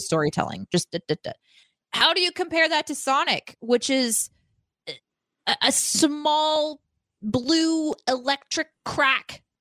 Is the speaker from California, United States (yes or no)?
no; Springfield, Missouri, United States; I grew up in Springfield, fucking Missouri